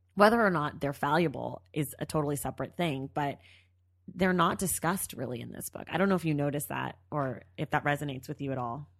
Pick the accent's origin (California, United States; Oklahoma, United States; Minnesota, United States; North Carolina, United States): California, United States; Bay Area; We grew up together in the Bay Area.